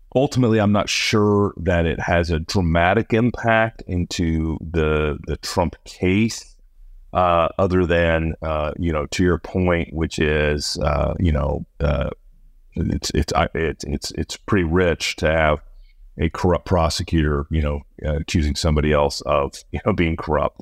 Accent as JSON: {"language": "English", "region": "Iowa", "country": "United States", "said": "my home state of Iowa"}